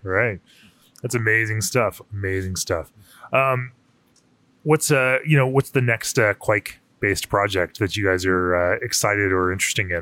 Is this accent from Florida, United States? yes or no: yes; Florida, United States; I grew up in Florida